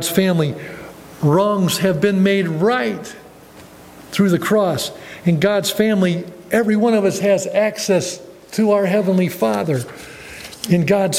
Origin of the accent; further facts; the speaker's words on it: Ohio, United States; moved away as an adult; my hometown, about 5 hours down in Ohio from here